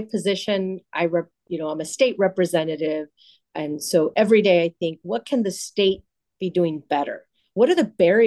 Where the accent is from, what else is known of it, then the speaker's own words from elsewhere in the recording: Los Angeles, California, United States; I grew up in the San Fernando Valley in Pacoima